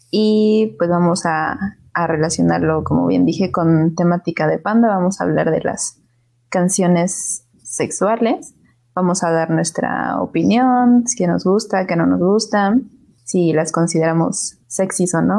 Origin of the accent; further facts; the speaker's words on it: Mexico; de México.